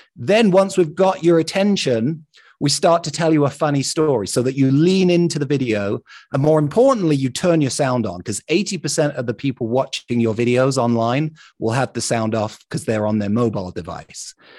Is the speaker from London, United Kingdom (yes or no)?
yes; London, United Kingdom; now in Salt Lake City, United States; I grew up in London